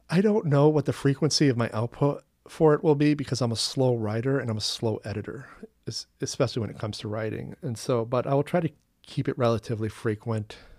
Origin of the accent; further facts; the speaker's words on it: Long Island, Maine, United States; also born or lived in Portland, Maine / Westbrook, Maine; my hometown is Long Island, Maine, which is in Casco Bay in the Gulf of Maine.